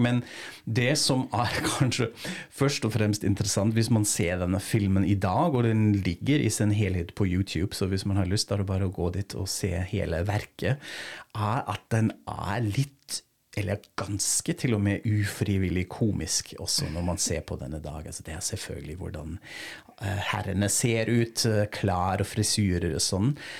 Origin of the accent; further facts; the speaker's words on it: Frankfurt, Hesse, Germany; moved away; til Frankfurt, min hjemby